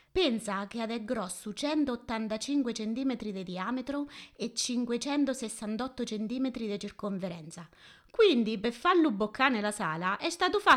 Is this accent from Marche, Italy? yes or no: yes; Fermo, Marche, Italy; Io sono nata a Fermo, che come ci hai detto tu, sta nelle Marche.